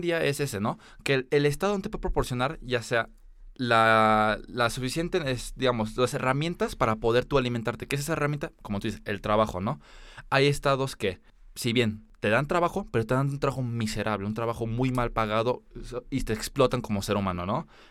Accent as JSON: {"language": "Spanish", "country": "Mexico", "also_born_or_lived": "United States", "said": "nosotros como mexicanos"}